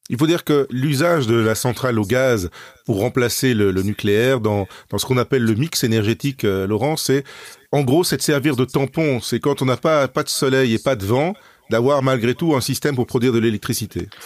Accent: Belgium; chez nous en Belgique

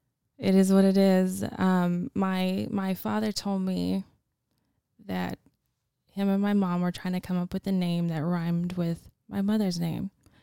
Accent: Oregon, United States; now in California, United States; No, I was born in Oregon.

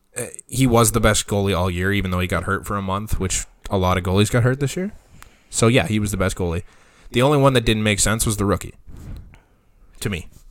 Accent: Canada; as a Canadian

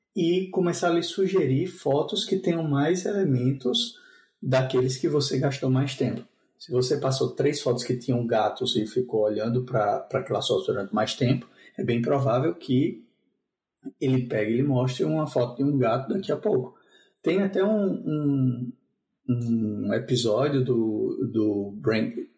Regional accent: João Pessoa, Paraíba, Brazil; now in Spain; eu sou natural de João Pessoa

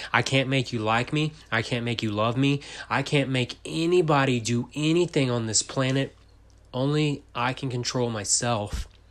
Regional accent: Texas, United States; I'm from Texas.

